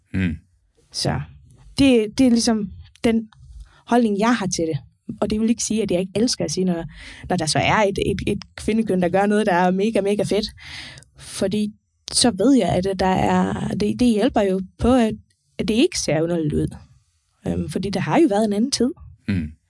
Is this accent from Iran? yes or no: no; Faroe Islands; now in Denmark; jeg kommer fra Færøen